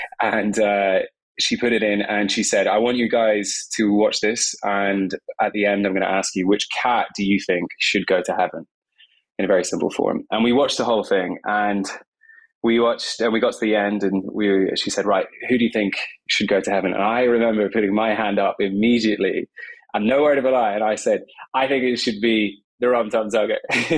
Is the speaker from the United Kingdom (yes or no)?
yes; Scotland, United Kingdom; By the way, I'm Scottish. I'm half Scottish. Okay. My parents are English, so my accent might sound confusing.